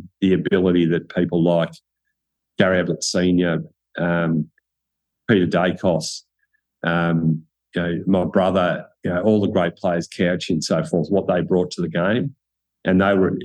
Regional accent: Cobram, Victoria, Australia; I was from Country Cobram.

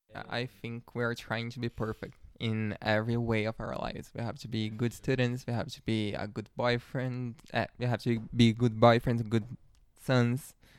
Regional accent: a city near Sao Paulo, São Paulo, Brazil; moved away as an adult; now in Sao Paulo, Brazil; My family is from a near city. It's like one hour and a half away from here. But I, I was born here in Sao Paulo. I grew up there

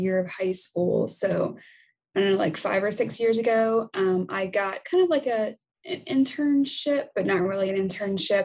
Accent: Nashville, Tennessee, United States; also born or lived in southern Indiana; now in Indiana, United States; I'm originally from the Nashville, Tennessee area, and I'm currently living in southern Indiana near Louisville, Kentucky

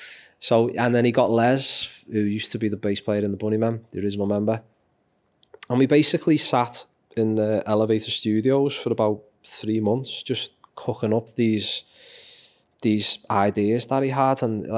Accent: Liverpool, North West England, United Kingdom; I'm a Liverpoolian, I'm a Scouser, and this town will, or city will always mean the world to me.

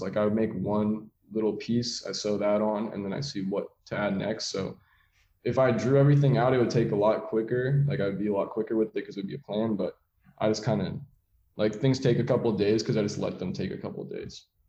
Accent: San Francisco, California, United States; So I'm from San Francisco in the city. I have two younger brothers, but I'm older by eight years and 10 years. So I kind of was that only child growing up for a while

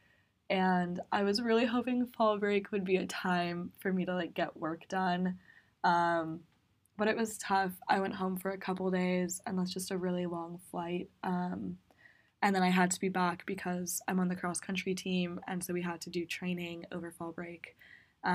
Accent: Eugene, Oregon, United States; I'm a sophomore at Bryn Mawr from Eugene, Oregon.

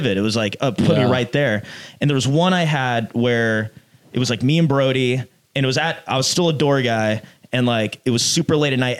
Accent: Los Angeles, California, United States; moved away as an adult; now in New York, United States; I started stand-up in my hometown, which happens to be L.A.

